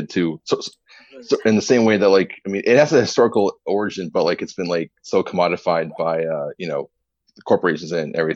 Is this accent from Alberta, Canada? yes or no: no; New Brunswick, Canada; now in Halifax, Canada; I'm from the east coast of Canada. I'm from New Brunswick, but I live in Nova Scotia now